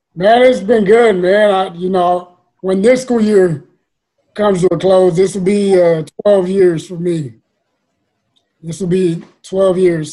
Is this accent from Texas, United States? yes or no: yes; San Antonio, Texas, United States; I grew up in the West Side, man, right, uh, right next to the Casiano Courts, you know, Laredo, South Hamilton area